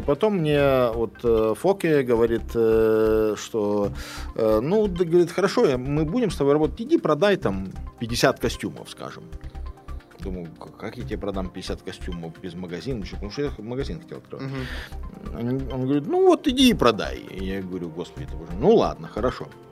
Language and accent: Russian; Lithuania; moved away as an adult; also born or lived in Kaliningrad, Russia / United States / United Kingdom; я родился в Литве, уехал в Калининград, поступил на Калининградский, э, уни... Калининградский университет